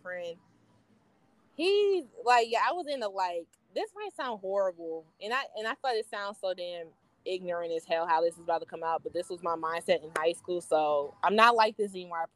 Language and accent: English; Plano, Texas, United States; also born or lived in Dallas, Texas; now in Georgia, United States; I grew up in Plano, Texas